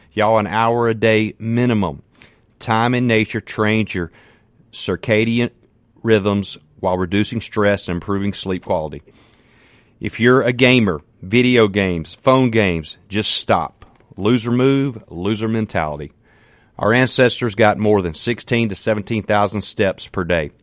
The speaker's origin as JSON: {"language": "English", "town": "Canton", "region": "Mississippi", "country": "United States", "said": "I'm from Canton, Mississippi. Man, I'm just a country boy"}